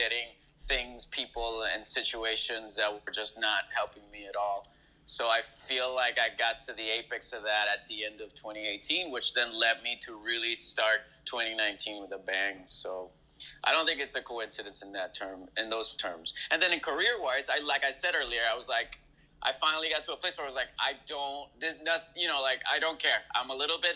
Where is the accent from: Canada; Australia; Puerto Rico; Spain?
Puerto Rico; moved away; also born or lived in Fresno, California / Los Angeles; I'm born and raised in Puerto Rico